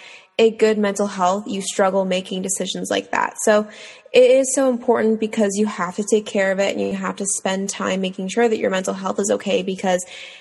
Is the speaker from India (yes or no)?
no; Toronto, Ontario, Canada; I'm from Toronto, Ontario